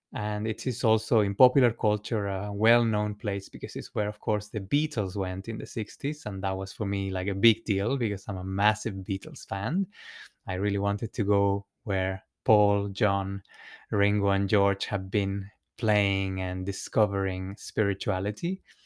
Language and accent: English; Santiago, Santiago Metropolitan Region, Chile; moved away; I was born in Chile, in, uh, in the capital of Santiago